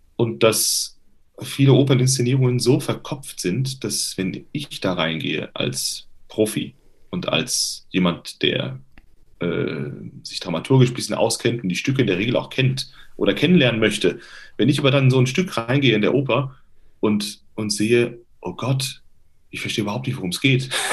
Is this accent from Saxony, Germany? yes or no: no; Limburg an der Lahn, Hesse, Germany; Das ist in der Nähe von Limburg, meiner Heimatstadt.